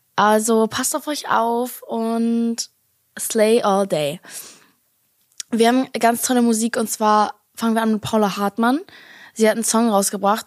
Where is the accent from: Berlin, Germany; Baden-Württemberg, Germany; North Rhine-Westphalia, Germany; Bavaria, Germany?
Berlin, Germany; als Berliner Girl